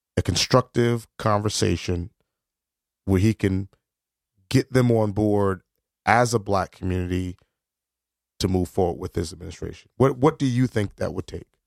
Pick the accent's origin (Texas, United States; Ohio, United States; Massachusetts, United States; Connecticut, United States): Connecticut, United States; New Haven; I'm black, I'm from New Haven.